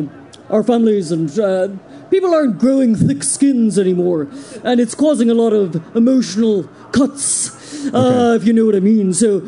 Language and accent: English; Tralee, Munster, Ireland; I grew up in Tralee.